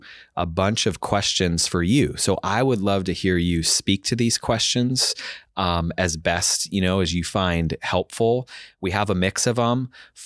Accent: Spokane, Washington, United States; I grew up in Spokane.

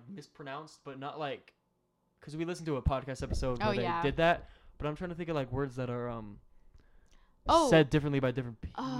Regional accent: Tennessee, United States; And there are fireflies in Tennessee, so I say firefly because I'm from Tennessee.

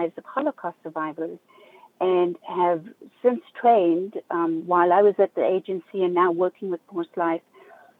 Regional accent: South Africa; also born or lived in Zimbabwe; now in Southeast Florida, United States; I grew up in South Africa, although I was born in Zimbabwe.

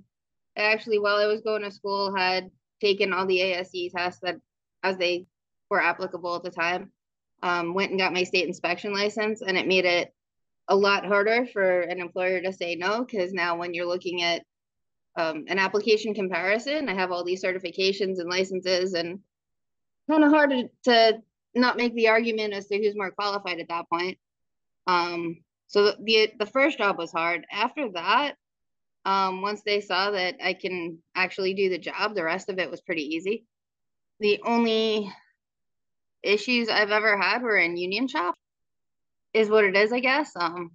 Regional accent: New York, United States; moved away; originally I was in New York. So when I moved from New York and came out here, there was a discrepancy in how I wanted to work

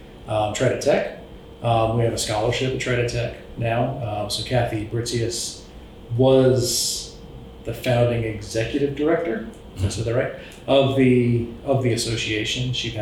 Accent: Charleston, South Carolina, United States; which I grew up in Charleston.

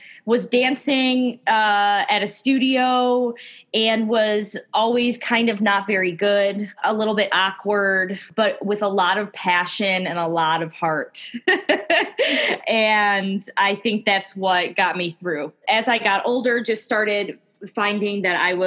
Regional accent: Bloomfield Hills, Michigan, United States; I grew up in the Metro Detroit area in a town called Bloomfield Hills

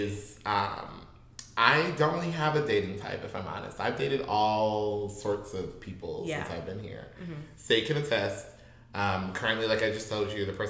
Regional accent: Midwest, United States; now in San Francisco Bay Area, United States; we're from the Midwest

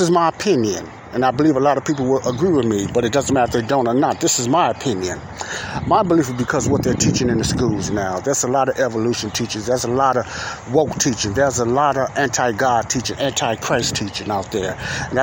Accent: United States; I'm an American. I'm born in America

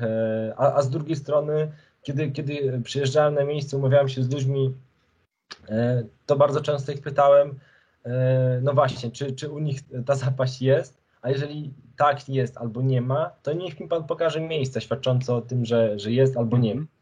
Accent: Krasnystaw, Lublin Voivodeship, Poland; moved away; Ja urodziłem się i wychowałem i młodość taką tą pierwszą spędziłem w Krasnym Stawie, to jest miejscowość na Lubelszczyźnie

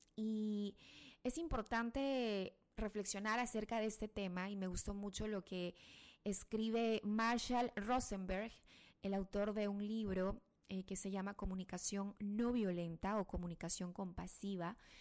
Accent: Ecuador; acá en mi país, en el Ecuador

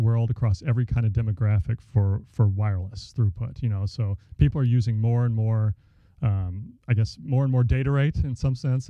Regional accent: Dallas, Texas, United States; moved away; I grew up in the Dallas area

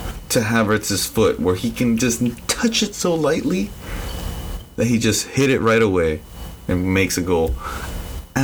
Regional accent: United States; as an American fan

